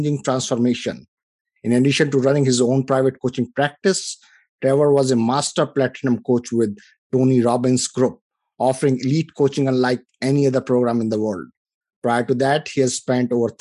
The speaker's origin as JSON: {"language": "English", "country": "India", "moved": "as an adult", "lives_now": "United States", "said": "I come from India. You know, I came here about 25 years ago."}